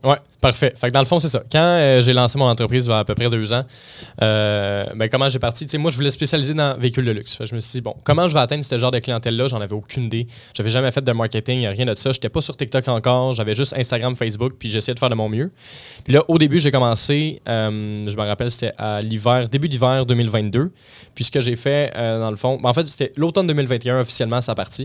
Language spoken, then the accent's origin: French; Blainville, Quebec, Canada; je suis de Blainville, la rive nord, euh, de Montréal